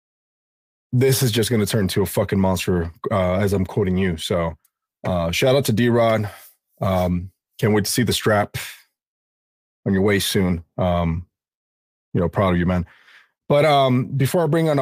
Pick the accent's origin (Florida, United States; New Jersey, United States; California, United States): California, United States; my home state of California